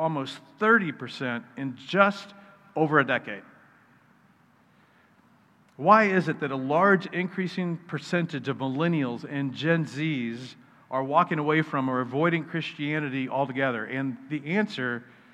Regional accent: Wichita, Kansas, United States; also born or lived in Wisconsin; When I was 8, my dad and I moved to Wichita

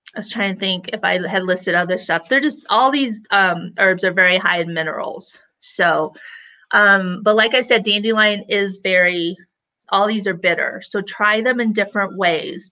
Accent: Illinois, United States; I grew up in Illinois, we would pick those and suck on those flowers all day

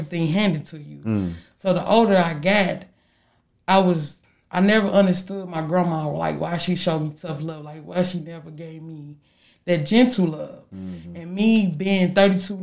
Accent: St. Louis, Missouri, United States; me growing up in St. Louis with my grandma

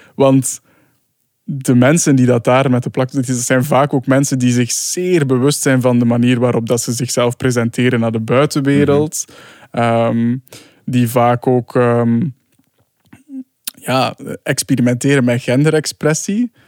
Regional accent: Sint-Niklaas, Flanders, Belgium; ik kom dus uit Sint-Niklaas

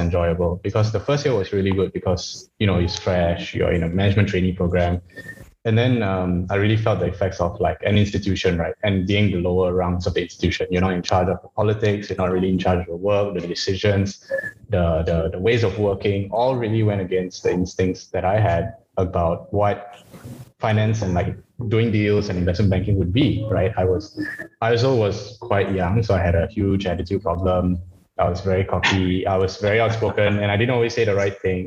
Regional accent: Malaysia; moved away; also born or lived in Australia; I'm not Chinese, I'm Malaysian

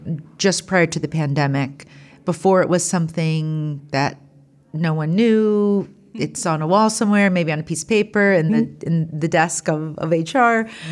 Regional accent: Ohio, United States; Columbus, Ohio, which is my home state

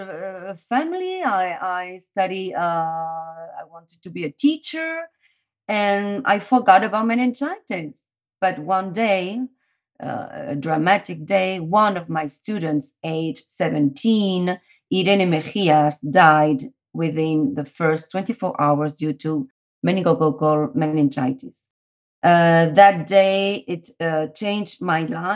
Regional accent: Paris, Île-de-France, France; now in Madrid, Spain; My story started in Paris. I was born in France.

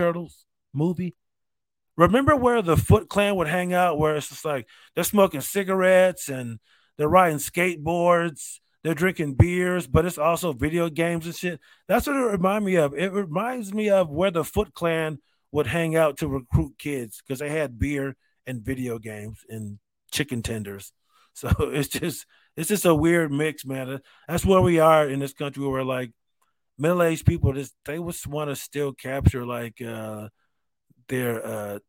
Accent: Rochester, New York, United States; I grew up in Rochester.

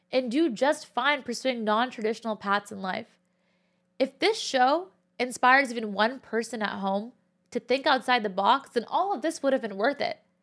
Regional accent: Cupertino, California, United States; moved away as an adult; also born or lived in Berkeley, California; now in New York City, United States; I'm Pakistani and Muslim and was born and raised in the Bay Area, California. More specifically, Cupertino

